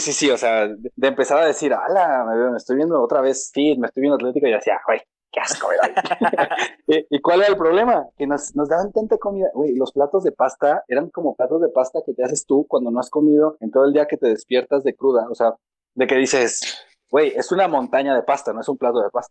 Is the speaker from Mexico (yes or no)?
yes; Mexico; como mexicano pesimista